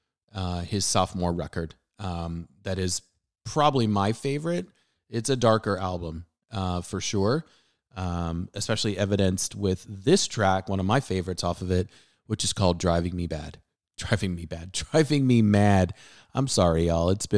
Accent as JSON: {"language": "English", "region": "Southern California", "country": "United States", "tie": "born or raised there", "said": "Growing up in Southern California, we had a wonderful radio station called 91X"}